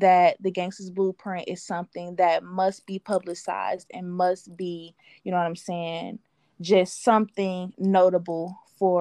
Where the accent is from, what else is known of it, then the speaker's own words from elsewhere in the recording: Detroit, Michigan, United States; I'm coming from Detroit